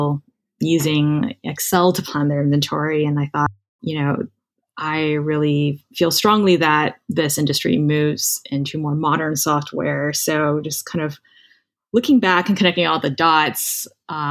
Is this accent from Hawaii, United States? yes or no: yes; Hawaii, United States; moved away as an adult; I grew up in Hawaii, went to Stanford for college